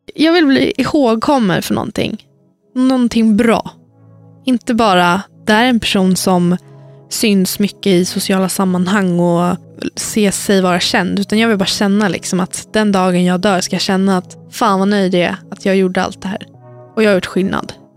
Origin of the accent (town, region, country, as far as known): Lidingö, Stockholm County, Sweden; born or raised there; also born or lived in Värmland